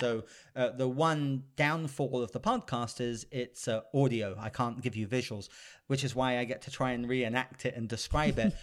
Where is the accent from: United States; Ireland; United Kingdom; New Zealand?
United Kingdom; I'm a British gentleman